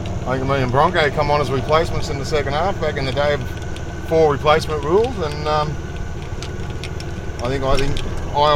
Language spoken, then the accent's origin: English; Sydney, New South Wales, Australia; moved away as an adult; now in Port Macquarie, Australia; Born, bred and raised in LARPer's, great spot to grow up